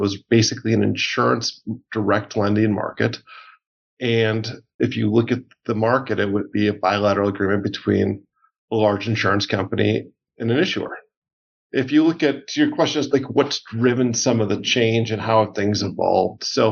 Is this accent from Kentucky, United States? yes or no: no; Milwaukee, Wisconsin, United States; I grew up in Milwaukee, Wisconsin. And so I suburb outside of Milwaukee. So I was there basically from us three until I graduated from high school